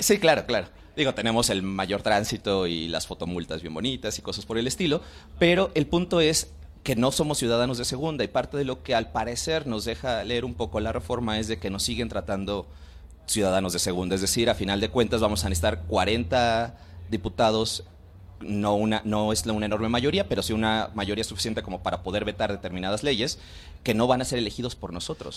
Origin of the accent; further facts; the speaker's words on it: Mexico City, Mexico; como capitalinos, como mexiqueños, como chilangos